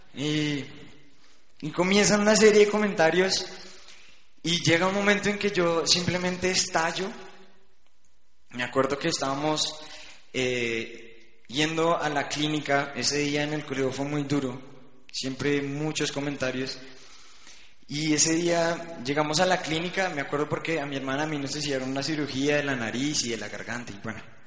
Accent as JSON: {"language": "Spanish", "town": "Bucaramanga", "region": "Santander", "country": "Colombia", "tie": "born or raised there", "also_born_or_lived": "Bogotá", "said": "Nos fuimos a Bucaramanga"}